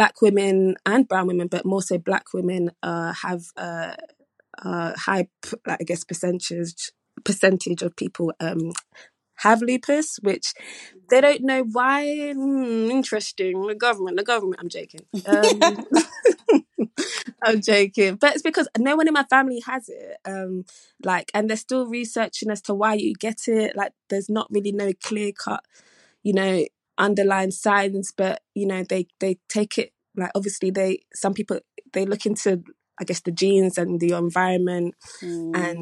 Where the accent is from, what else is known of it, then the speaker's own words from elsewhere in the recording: London, United Kingdom; my little South London, I'm from Aylesbury Estate